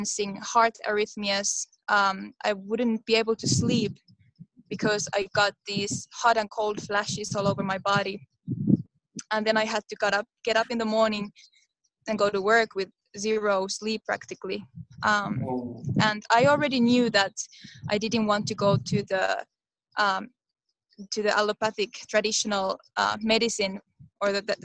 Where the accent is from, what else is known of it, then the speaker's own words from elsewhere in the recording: Finland; I come from Finland